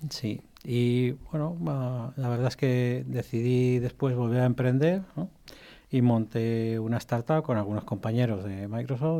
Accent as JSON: {"language": "Spanish", "country": "Spain", "tie": "born or raised there", "also_born_or_lived": "Egypt / Albacete", "said": "en realidad soy nacido en Egipto. Ah, llevo toda mi vida viviendo en, España, vine con menos de un año"}